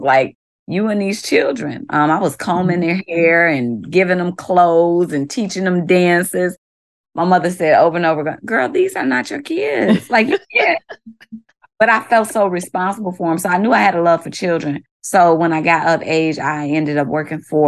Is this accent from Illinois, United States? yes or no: yes; Chicago, Illinois, United States; moved away as an adult; also born or lived in Hammond, Indiana; now in Baltimore, United States; I hail from the south side of Chicago, now currently living in Baltimore, Maryland for the last 2 years